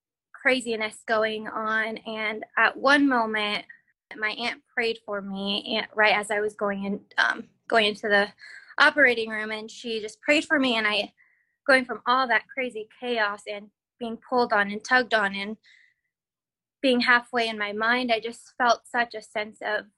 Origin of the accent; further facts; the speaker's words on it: Caldwell, Idaho, United States; I am from Caldwell, Idaho